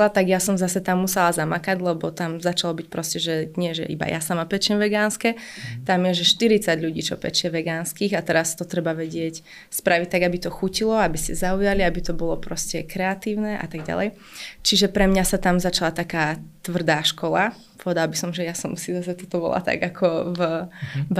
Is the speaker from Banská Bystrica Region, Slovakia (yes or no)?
yes; Lučenec, Banská Bystrica Region, Slovakia; moved away as an adult; now in Bratislava, Slovakia; mňa mrzí celkom, že som odišla z Lučenca